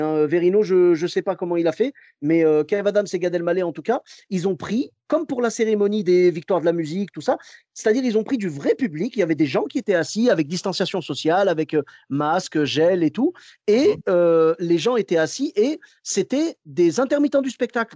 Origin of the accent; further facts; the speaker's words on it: Morocco; moved away; je suis marocain